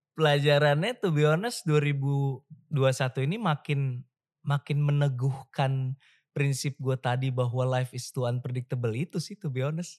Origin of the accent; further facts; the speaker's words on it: Jakarta, Indonesia; moved away as an adult; gue dibully sebagai Cina di uh, Jakarta ketika gue remaja